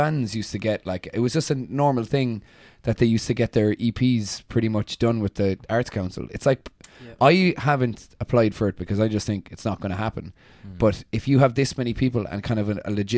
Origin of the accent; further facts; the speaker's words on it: Kilkenny, Leinster, Ireland; moved away; I'm from Kilkenny now